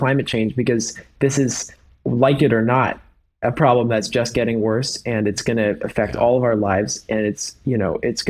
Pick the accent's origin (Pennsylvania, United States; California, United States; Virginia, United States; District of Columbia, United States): California, United States; San Francisco; I grew up in San Francisco